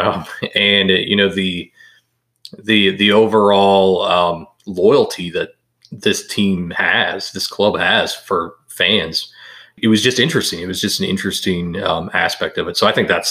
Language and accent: English; Wisconsin, United States; Growing up in Wisconsin